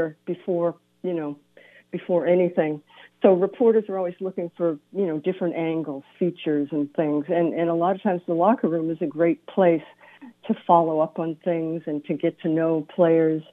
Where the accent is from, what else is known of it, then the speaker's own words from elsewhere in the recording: Boston, Massachusetts, United States; I grew up in Boston